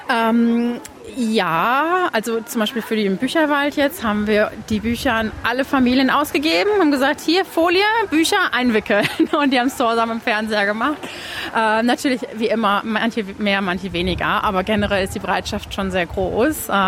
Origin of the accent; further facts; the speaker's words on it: Hamm, North Rhine-Westphalia, Germany; moved away as an adult; now in Melbourne, Australia; ich komme eigentlich aus Hammestfalen in Deutschland, aus der Nähe von Dortmund. Und ich hab, bin seit 2011 hier, habe einen australischen Partner kennengelernt, 2011 direkt.